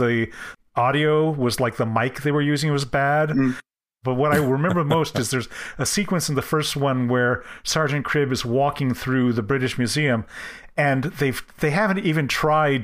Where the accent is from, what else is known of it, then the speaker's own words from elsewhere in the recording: United States; as an American